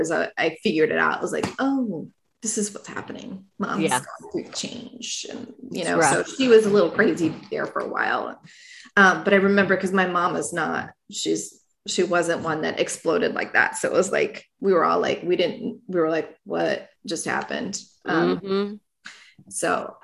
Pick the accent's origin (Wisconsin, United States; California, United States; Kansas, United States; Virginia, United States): Virginia, United States; Virginia Beach; I grew up in Virginia Beach